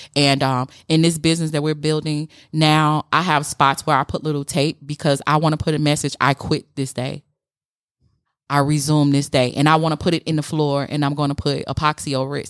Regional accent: Chicago, Illinois, United States; we're both from Chicago, but I grew up without a daddy and a projects

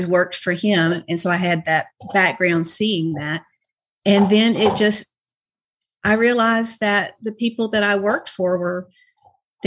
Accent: Rome, Georgia, United States; also born or lived in Carrollton, Georgia; I moved back to Rome. I'm from Rome.

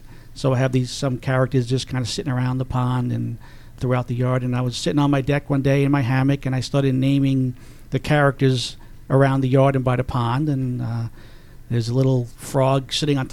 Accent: Long Island, New York, United States; moved away as an adult; now in Georgia, United States; I'm originally from Long Island, born and raised in Long Island

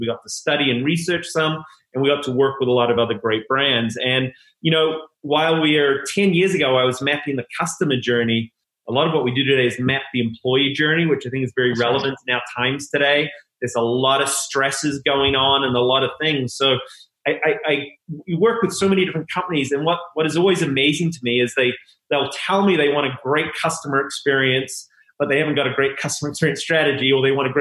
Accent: New Zealand; moved away as an adult; there'll be a little accent that'll come in and out, but I'm originally from New Zealand. Came over at 21.

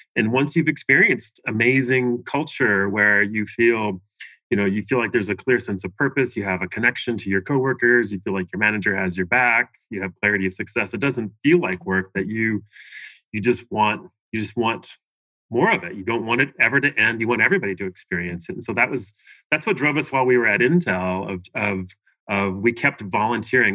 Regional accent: Washington, United States; moved away as an adult; also born or lived in Seattle area / Portland, Oregon; now in Arizona, United States; I grew up in Washington State. Uh, I was born in the Seattle area, although I grew up down near Portland, Oregon

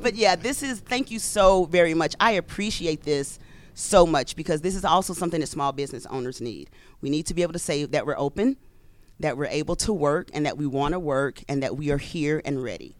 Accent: Louisiana, United States; moved away; I'm from Louisiana.

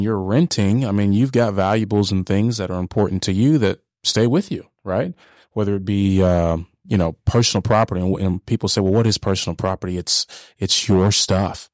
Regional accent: Hiram, Georgia, United States; also born or lived in Dallas, Texas; I grew up in Paulding County, uh, Hiram, Georgia

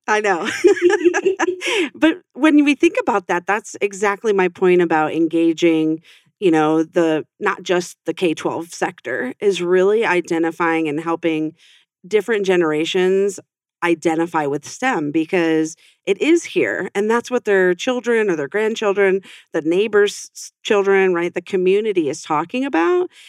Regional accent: western New York, United States; now in Arizona, United States; i grew up on a farm in western new york

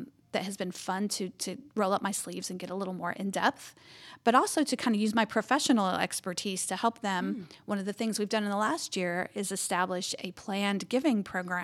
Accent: Cleveland, Georgia, United States; I grew up in Cleveland, Georgia, so in North Georgia, gateway to the mountains.

